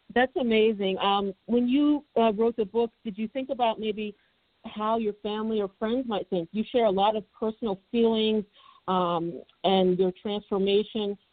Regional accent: United States; I'm African American.

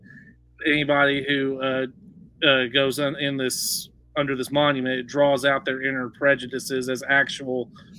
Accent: East Texas, United States; I grew up in East Texas

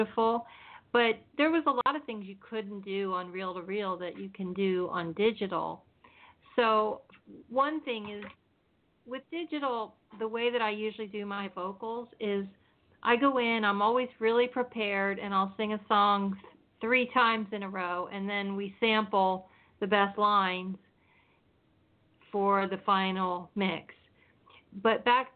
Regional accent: Pennsylvania, United States; moved away as an adult; now in California, United States; I'm originally from Pennsylvania, and I came here to California in 1983 after my husband and I got married

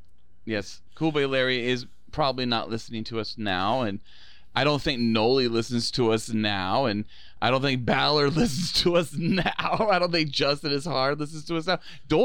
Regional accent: Sweden; I'm Jewish from Sweden.

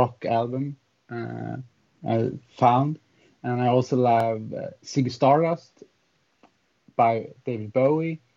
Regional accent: Hammarstrand, Jämtland, Sweden; English is a second language; it's like in my hometown that I live right now. It's a small village called Hammarstrand in the middle part of Sweden.

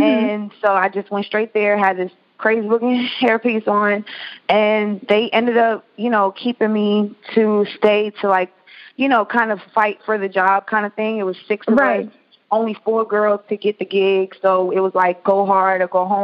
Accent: Atlanta, Georgia, United States; a girl growing up in Atlanta dancing

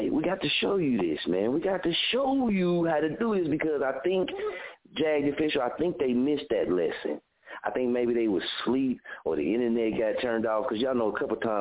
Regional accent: Muskogee, Oklahoma, United States; moved away; when I came back to my hometown, I didn't get that welcome to my arms on the streets

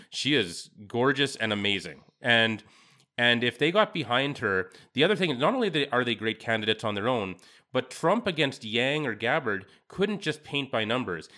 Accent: Canada; as a Canadian

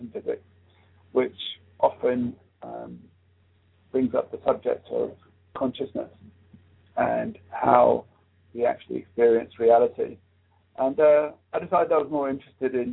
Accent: South East England, United Kingdom; I grew up in England. I came here when I was 4 years old. My father came to live in South England there, the main airport here in England, Gatwick Airport

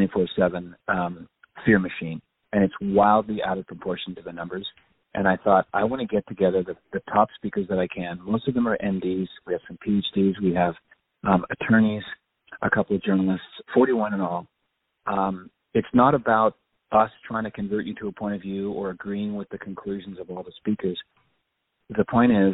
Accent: Nova Scotia, Canada; moved away; also born or lived in Ottawa / Toronto / Montreal / San Diego; I'm a Canadian by birth. I was born and raised in Nova Scotia.

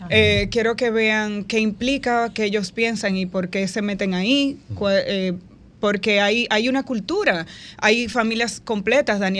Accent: Dominican Republic; moved away as an adult; now in United States; desde hace poco más de dos años que me fui de República Dominicana.

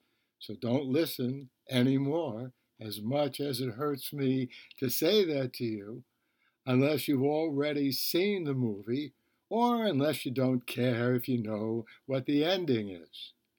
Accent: New York City, New York, United States; I grew up in the Bronx.

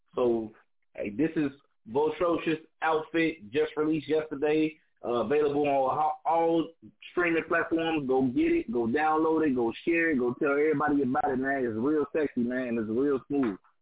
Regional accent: Chicago, Illinois, United States; I'm a rapper from Chicago

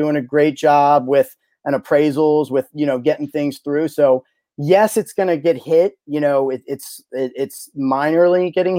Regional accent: Alexandria, Virginia, United States; I'm from Old Town, Alexandria, and we do a lot in that area

